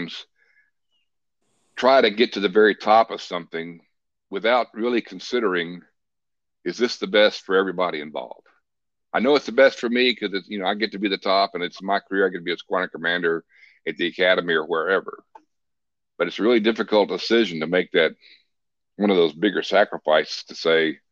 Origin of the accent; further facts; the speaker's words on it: Port Neches, Texas, United States; also born or lived in South Florida; now in Niceville, United States; I grew up in a small southeast Texas town on the Gulf Coast called Port Neches.